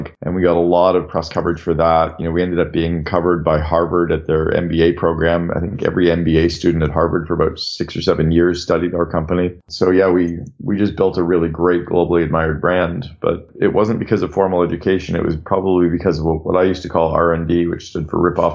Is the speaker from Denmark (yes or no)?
no; Canada; also born or lived in United States; I'm from Canada and I live half time in Canada and half time in the US